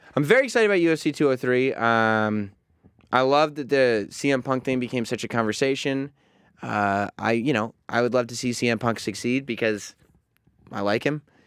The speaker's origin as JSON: {"language": "English", "town": "New Rochelle", "region": "New York", "country": "United States", "tie": "born or raised there", "said": "we grew up in New Rochelle, but not the, uh, uh, the North End"}